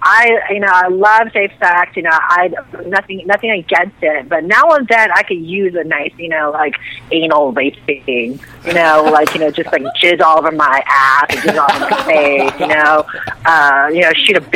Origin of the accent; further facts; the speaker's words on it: San Francisco, California, United States; I was living in San Francisco, which is my hometown